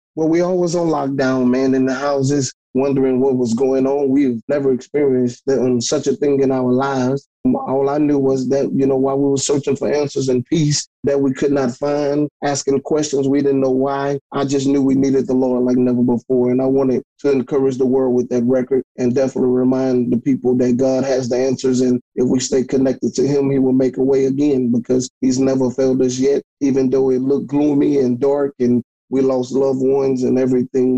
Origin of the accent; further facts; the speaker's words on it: Hammond, Louisiana, United States; I'm from um, Hammond, Louisiana. I'm 50 miles from New Orleans, Louisiana, which everybody knows, and I'm 40 miles from Baton Rouge.